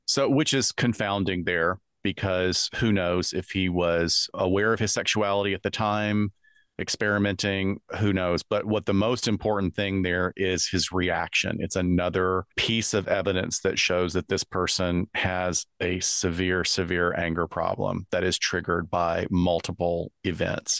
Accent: United States; I'm from the US

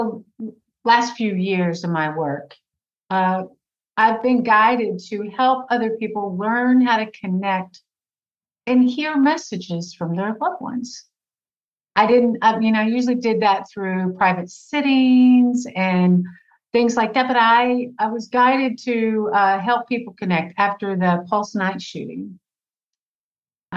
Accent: Fort Worth, Texas, United States; I am from Fort Worth, Texas. I grew up in the suburbs of Fort Worth

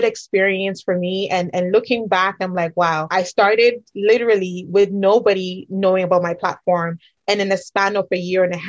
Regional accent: Ghana; moved away; I'm originally from Ghana

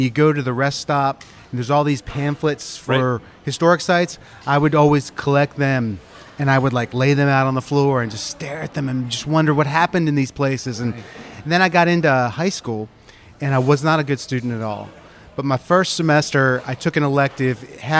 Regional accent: New Jersey, United States; I grew up in South Jersey, and we had a few historical sites there, historic Smithville and... Mm-hmm. Batstow, which was an iron ore mill

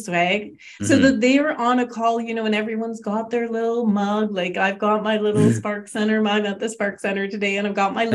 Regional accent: Canada; we're Canadian

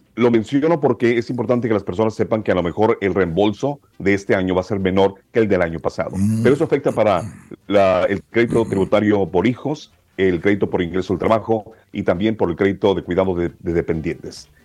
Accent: Texas–Mexico border, United States; also born or lived in Matamoros, Tamaulipas, Mexico / Brownsville, Texas / Austin, Texas / Edinburg, Texas; yo nací en Bronzeville, que está en la mera este, frontera con Matamoros, pero crecí en Matamoros hasta los ocho años. Ah, eh, este, crecí aquí en la frontera con, con México

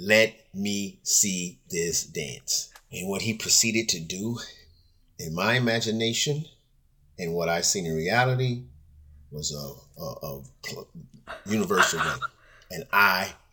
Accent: Fresno, California, United States; also born or lived in Long Beach, California; I was born in Fresno, California. Moved to Long Beach in 1978

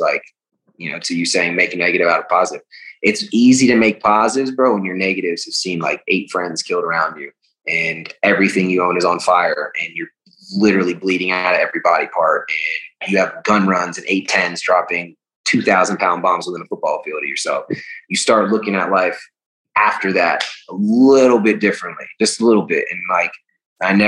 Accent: United States; being born in our country and raised

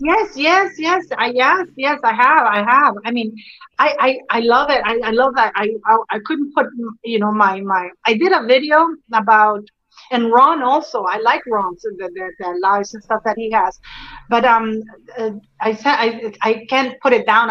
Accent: Canada; I am Canadian. You know, we, we grew up with the monarchy as well

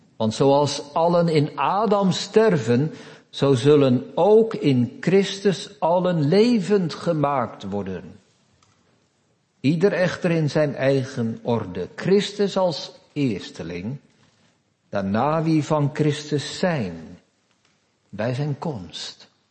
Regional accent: Netherlands; we zijn Nederlanders van vandaag de dag

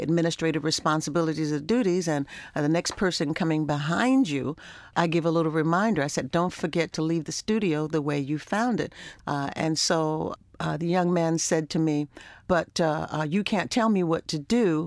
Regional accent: Baltimore, Maryland, United States; growing up in Baltimore, we were in a very wonderful community where we knew everybody in the neighborhood

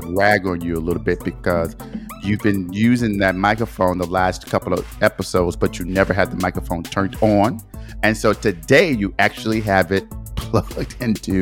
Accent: Detroit, Michigan, United States; I am from Detroit, that is where I was born and raised, that is my hometown

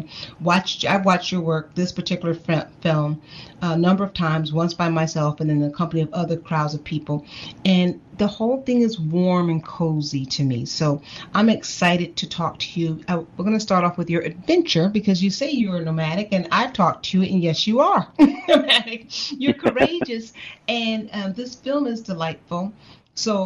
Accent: Chicago, Illinois, United States; my hometown of Chicago

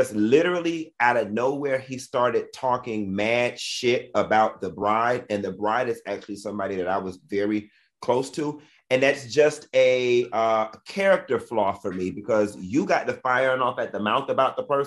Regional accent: Miami, Florida, United States; I'm from Miami

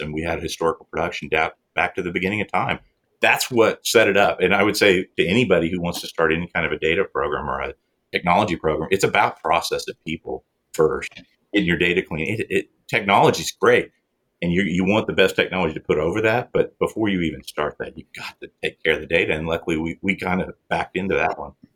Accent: Oklahoma, United States; I started out an OU fan uh, growing up in Oklahoma.

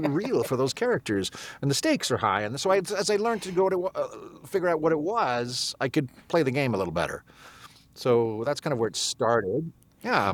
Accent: England, United Kingdom; moved away; I'm English. Not that you would know from, uh, from the accent I'm currently using

